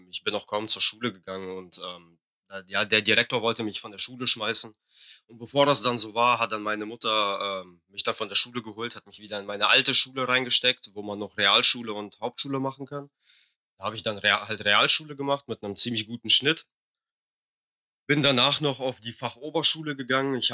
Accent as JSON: {"language": "German", "country": "Russia", "lives_now": "Germany", "said": "Ich bin Russe."}